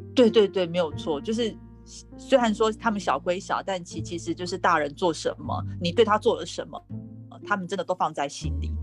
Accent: Taiwan; 我是两个孩子的妈妈，那是土生土长的台湾人

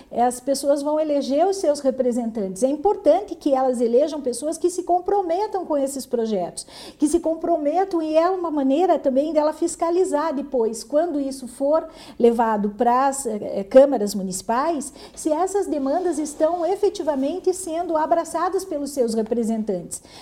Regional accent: Mangueirinha, Paraná, Brazil; eu sou lá de Mangueirinha

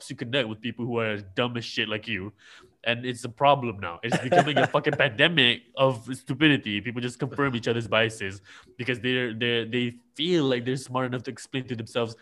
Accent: Malaysia; I'm from Malaysia

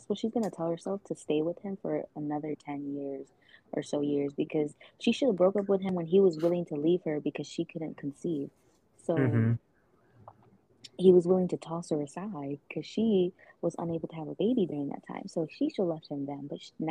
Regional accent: Atlanta, Georgia, United States; let's go travel up to Atlanta, my hometown.

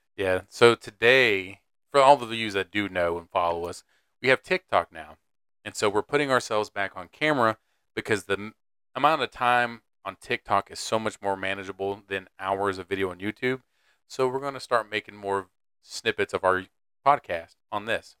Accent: Raleigh, North Carolina, United States; first language English; I'm from Raleigh

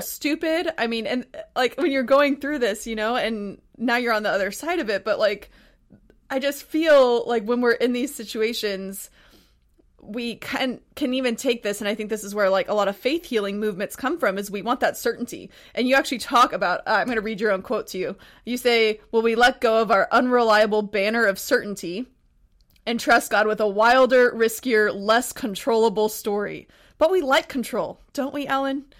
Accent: Texas, United States; also born or lived in Montana; now in Pacific Northwest, United States; I'm from Texas, but I actually just, before I moved to the Pacific Northwest, I was in Montana

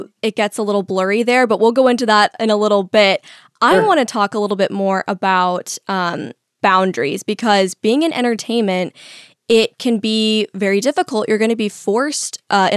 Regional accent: the Valley, California, United States; now in Florida, United States; I'm from the Valley and my family's in entertainment

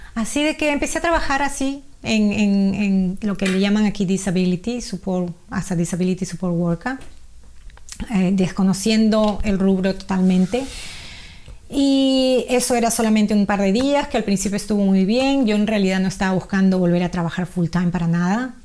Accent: Peru; now in Australia; nacida y criada en Perú, peruana, eh, felizmente casada con dos hijas maravillosas y con más de 30 años aquí en Australia

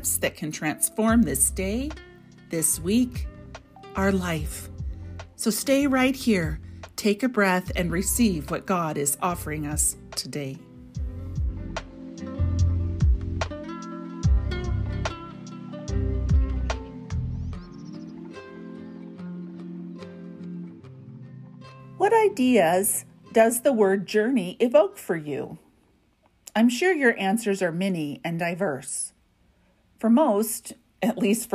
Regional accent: a small town in western Kansas, United States; moved away as an adult; also born or lived in Alberta, Canada; now in Canada; There was a small town in western Kansas, then college

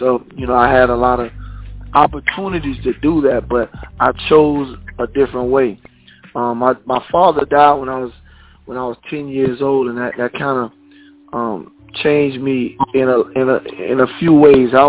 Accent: Bradenton, Florida, United States; also born or lived in Sarasota, Florida; from Sarasota, Florida. You know, born uh, in Sarasota, Florida. Then you know we, we you know my mom and dad got a divorce, so we moved to Bradenton, Florida, which I you know graduated from from Southeast High School in Bradenton, Florida.

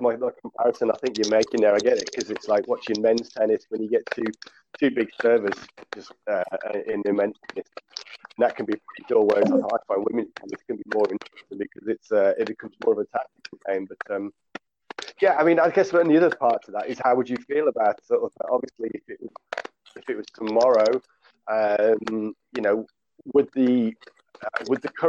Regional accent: Coventry, West Midlands, United Kingdom; born and bred in Coventry

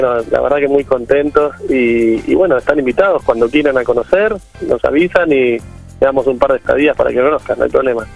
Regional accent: Bahía Blanca, Buenos Aires Province, Argentina; moved away; yo soy de Bahía Blanca, me mudé para escaparme también un poco de la ciudad

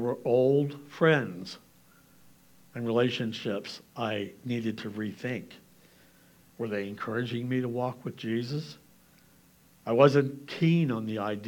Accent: Lancaster County, Pennsylvania, United States; I'm from Lancaster County

